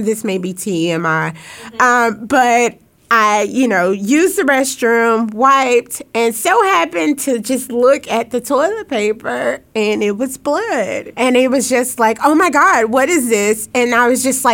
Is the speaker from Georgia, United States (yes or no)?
no; Lafayette County, Southwest Arkansas, United States; I'm from Southwest Arkansas, Lafayette County. That's where I was born and raised